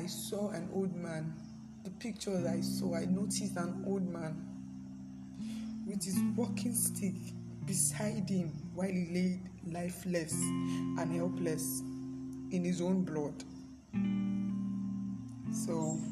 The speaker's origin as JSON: {"language": "English", "country": "Nigeria", "said": "Nigeria, my country"}